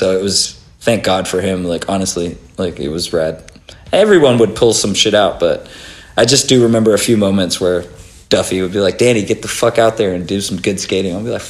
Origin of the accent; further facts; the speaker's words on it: Chile; also born or lived in Australia / Canada; I'm an Australian born Chilean, so two Chilean parents had me in Australia. I moved to Canada at 7, and then I moved to Chile at 10.